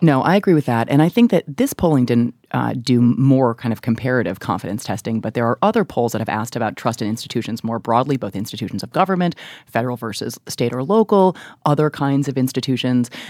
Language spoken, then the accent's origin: English; Chicago, Illinois, United States; I grew up in Chicago